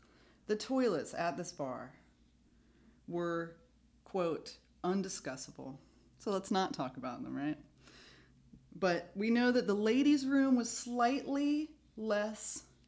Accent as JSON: {"language": "English", "country": "United States", "said": "we're from America."}